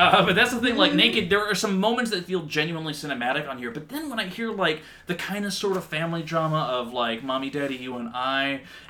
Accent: United Kingdom; Listen, I'm British. I don't know numbers.

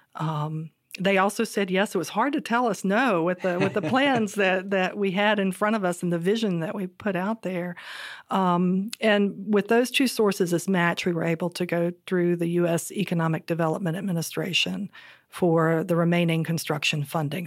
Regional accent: Southern Virginia, United States; Growing up in Southern Virginia

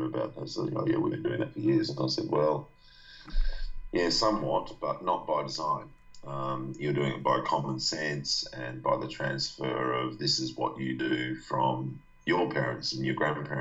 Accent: Australia; born or raised there

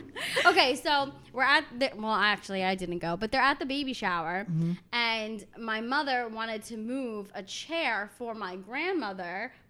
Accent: New Jersey, United States; And he's married to a Jersey girl, like myself.

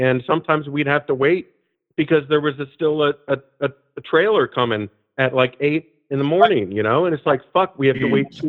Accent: Ohio, United States; moved away as an adult; also born or lived in Columbus, Ohio; now in Portland, United States; I'm from Ohio. I graduated from Ohio State. I lived in Columbus for 5 years. I lived in the Victorian Village, not far from Goodell Park

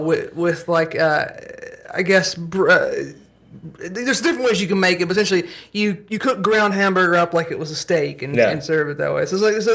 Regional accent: the South, United States; I'm from the South

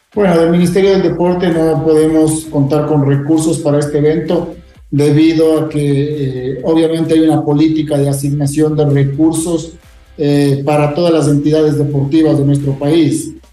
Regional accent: Quito, Pichincha, Ecuador; yo soy quiteño

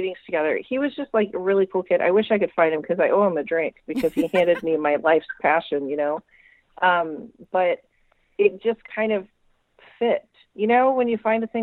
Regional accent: Jefferson City, Missouri, United States; my hometown in Jefferson City, Missouri

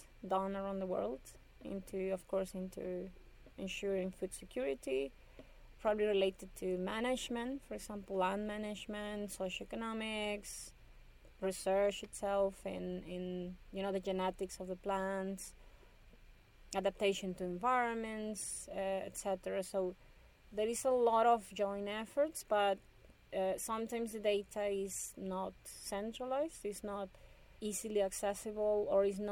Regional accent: Ciudad Obregón, Sonora, Mexico; I'm originally from Obregon, so I remember knowing Obregon is where the main wheat experimental station is in Mexico

